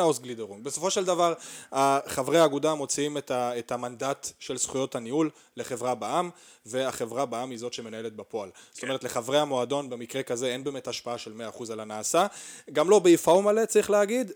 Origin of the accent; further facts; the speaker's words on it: Arad, Southern District, Israel; גדלתי בערד